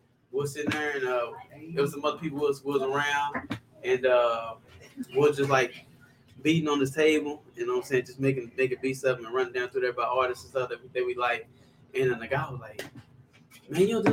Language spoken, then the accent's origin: English; Waco, Texas, United States; also born or lived in Houston, Texas; I'm from Waco, Texas. I grew up in North Waco